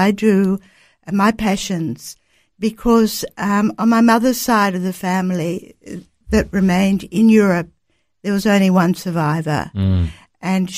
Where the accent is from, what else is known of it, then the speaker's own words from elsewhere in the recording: Sydney, New South Wales, Australia; I grew up on the North Shore of Sydney